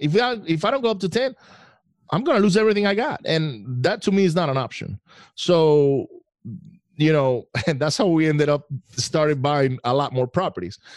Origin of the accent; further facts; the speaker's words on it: Venezuela; moved away; I grew up in Venezuela.